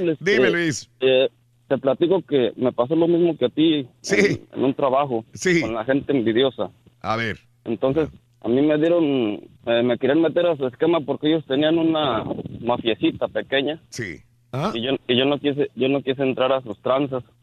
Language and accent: Spanish; Guatemala; moved away as an adult; no creo que puede decir que estoy trabajando de lo que estudié en mi país. {S5} Ajá. {S7} Y pues bueno, desde que era pequeño yo me gustó la soldadura, saqué título en Guatemala y todo, y estoy trabajando de soldadura aquí